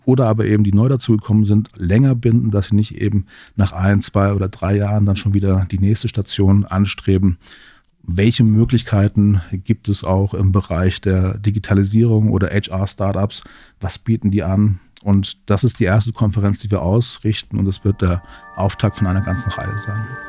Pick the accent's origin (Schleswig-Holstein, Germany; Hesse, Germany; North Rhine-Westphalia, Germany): Hesse, Germany; Central; Ich komme aus Mittelhessen, wohne in Gießen, arbeite hier in Marburg